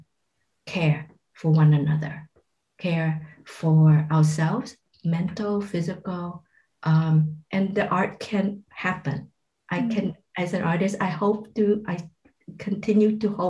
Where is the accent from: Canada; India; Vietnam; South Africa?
Vietnam; moved away; also born or lived in Malaysia; growing up in Vietnam during the war